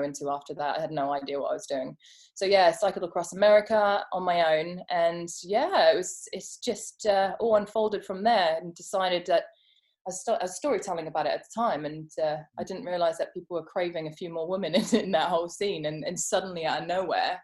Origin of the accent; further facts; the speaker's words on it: Johannesburg, Gauteng, South Africa; I grew up in Johannesburg